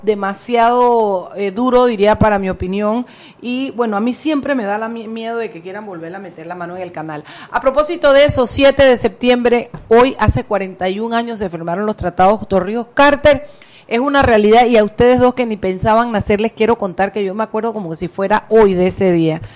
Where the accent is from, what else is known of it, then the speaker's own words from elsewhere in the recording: Chiriquí, Panama; yo siempre seré Panamá y Chiriquí